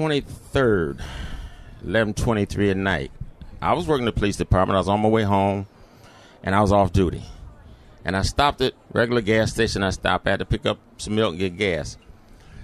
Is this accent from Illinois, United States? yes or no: no; Detroit, Michigan, United States; I grew up in the city of Detroit, went to Detroit public schools here